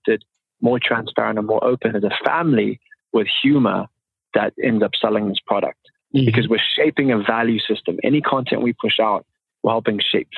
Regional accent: Zimbabwe; growing up in Zimbabwe

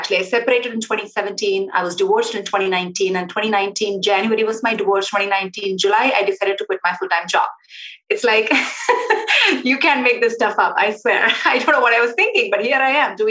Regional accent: South India, India; moved away; I was born in India to a very traditional, typical, what we call a South Indian family

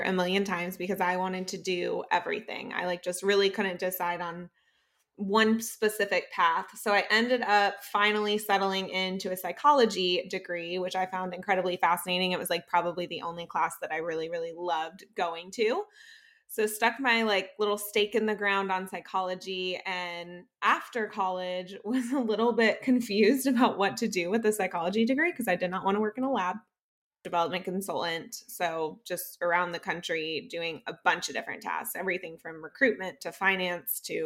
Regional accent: South Florida, United States; moved away; also born or lived in Green Bay, Wisconsin / Jacksonville; I'm from South Florida

